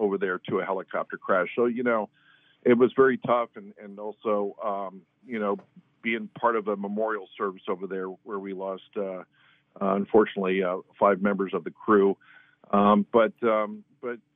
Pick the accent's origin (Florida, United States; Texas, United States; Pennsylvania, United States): Florida, United States; Palm Beach Gardens; I'm actually a Floridian. I'm actually from Palm Beach Gardens, grew up here